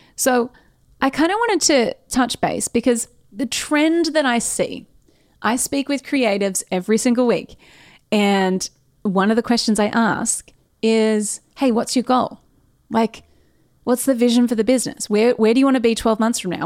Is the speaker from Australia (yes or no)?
yes; Australia; as an Australian business owner